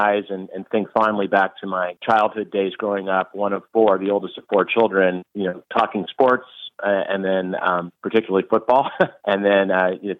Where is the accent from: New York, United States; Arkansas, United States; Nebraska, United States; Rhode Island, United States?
New York, United States; central New York State, United States; also born or lived in Cincinnati, Ohio; I grew up in New York State. I grew up in the central part of the state